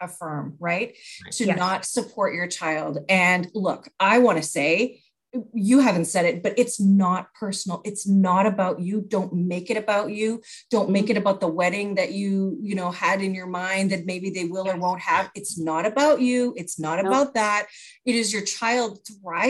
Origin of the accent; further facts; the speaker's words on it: Canada; I'm Canadian